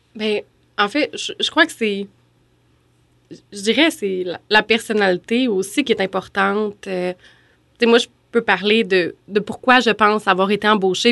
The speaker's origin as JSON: {"language": "French", "area": "Beauce", "region": "Quebec", "country": "Canada", "tie": "born or raised there", "also_born_or_lived": "Sherbrooke", "moved": "as an adult", "said": "je suis originaire de la Beauce, mais je trouvais que aller à l'Université Laval, c'était un peu trop proche de, la maison des parents"}